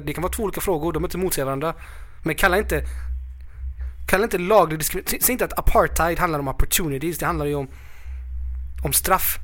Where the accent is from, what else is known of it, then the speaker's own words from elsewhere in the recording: Sweden; jag är född i Sverige